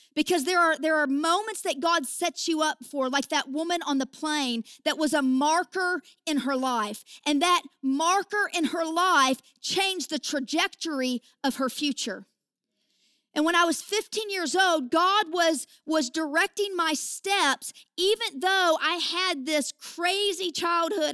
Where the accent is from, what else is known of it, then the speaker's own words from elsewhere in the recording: southern Indiana, United States; accent: hick; also born or lived in Kentucky; I was born in Kentucky and I was raised in southern Indiana. And, you know, this accent is, uh, I actually say that it's a hick anointing